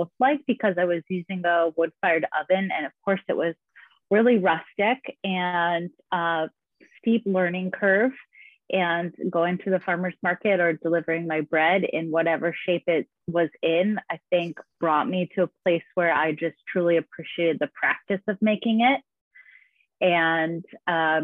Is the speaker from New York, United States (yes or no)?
no; Maine, United States; moved away as an adult; also born or lived in Vermont / Asheville, North Carolina; I'm from Maine, grew up in New England.